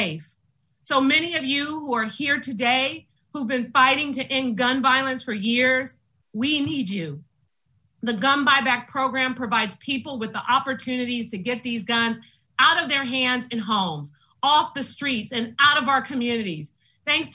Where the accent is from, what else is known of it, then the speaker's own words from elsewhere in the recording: San Francisco, California, United States; I grew up in the Western Addition